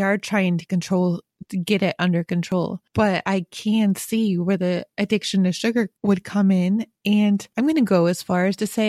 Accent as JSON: {"language": "English", "town": "Rochester", "region": "New York", "country": "United States", "tie": "born or raised there", "moved": "as an adult", "said": "I grew up in New York, in Rochester, New York, which is upstate Western New York. But after college, I moved outside of New York City."}